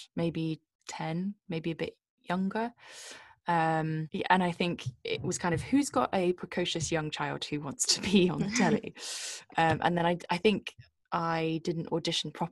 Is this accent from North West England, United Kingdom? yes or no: no; Bristol, South West England, United Kingdom; I was born in a city in the west of England called Bristol.